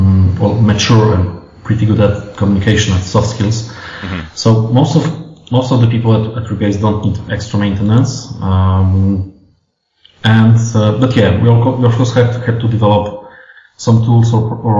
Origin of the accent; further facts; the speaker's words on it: Warsaw, Masovian Voivodeship, Poland; we're basically all from Warsaw or the areas around Warsaw